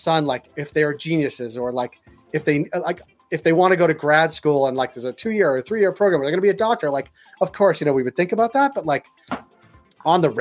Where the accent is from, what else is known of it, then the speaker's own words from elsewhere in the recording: United States; moved away as an adult; also born or lived in California; now in Toronto, Canada; Because I'm an American and lived in California, then moved here